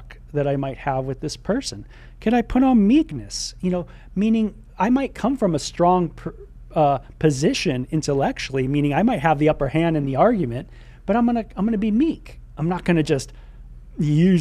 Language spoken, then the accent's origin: English; Southern California, United States; growing up in SoCal, you know, I grew up with a lot of people